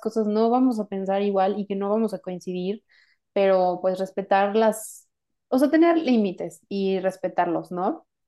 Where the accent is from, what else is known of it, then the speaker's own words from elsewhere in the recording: Mexico; yo soy de México